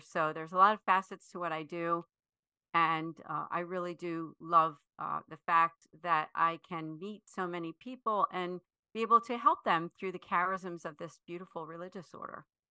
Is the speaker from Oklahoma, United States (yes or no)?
no; Philadelphia, Pennsylvania, United States; I am from the Philadelphia area, actually, what we consider the greater Philadelphia area, so the suburb, suburban area, north and west, outside of Philadelphia